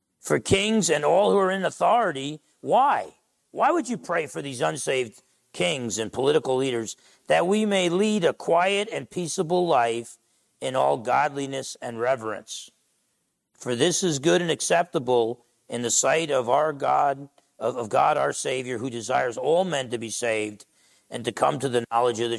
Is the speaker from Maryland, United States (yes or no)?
no; Essex County, New Jersey, United States; now in Bremerton, United States; I'm from Essex County, New Jersey. Now I've been a Bremertonian for quite some time here